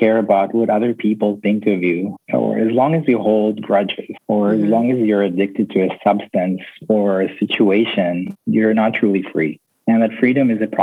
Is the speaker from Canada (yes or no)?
no; Tel Aviv, Tel Aviv District, Israel; now in Costa Rica; I grew up in Tel Aviv in Israel